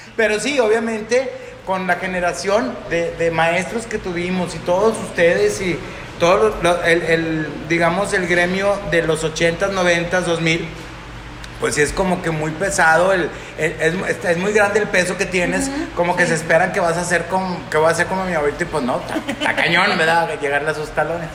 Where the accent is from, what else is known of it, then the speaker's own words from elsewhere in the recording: Monterrey, Nuevo León, Mexico; Soy de Monterrey, Nuevo León